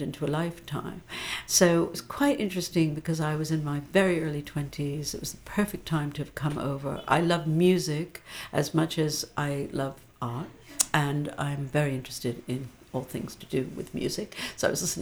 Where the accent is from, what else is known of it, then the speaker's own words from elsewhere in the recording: outside of New York, United States; moved away as an adult; now in London, United Kingdom; I grew up outside of New York